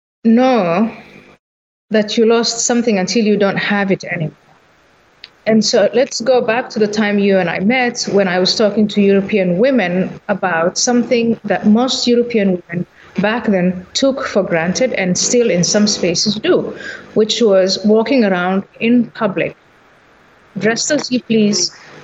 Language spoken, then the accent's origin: English; Somalia; So when I was growing up, I was born in Somalia